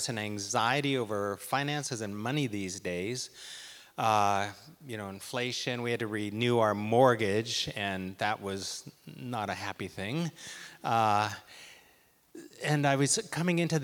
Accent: Port Alberni, British Columbia, Canada; I grew up in Port Alberni, where many great leaders hail from

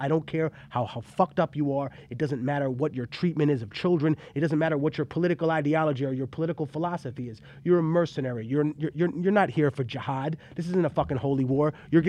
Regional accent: California, United States; So fuck you, I'm from California.

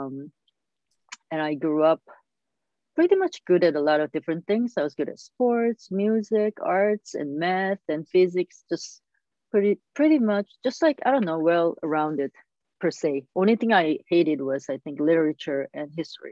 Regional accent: South Korea; I was born in South Korea and grew up there

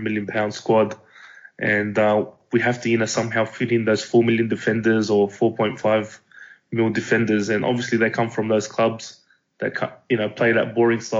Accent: Sydney, New South Wales, Australia; I am from Sydney, Australia, and I'm actually a maths teacher

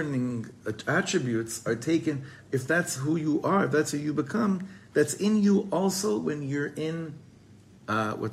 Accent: Israel; for us growing up in Eretz Yisrael

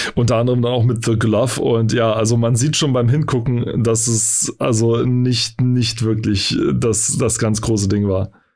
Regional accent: East Germany, Germany; ich bin im Osten aufgewachsen

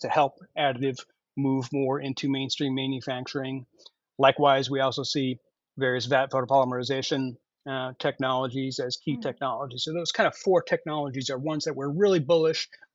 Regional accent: Chicago, Illinois, United States; accent: Chicago American; my American, my Chicago American accent

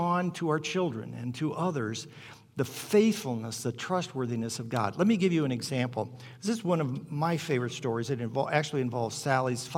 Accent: Hammond, Indiana, United States; I grew up in Hammond, Indiana, right at the south end of Lake Michigan.

